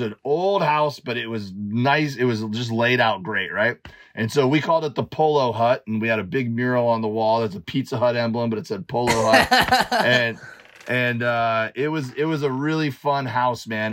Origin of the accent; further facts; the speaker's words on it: Miami, Florida, United States; moved away as an adult; also born or lived in Auburn, Alabama; growing up in Miami, like we we'd go out on boats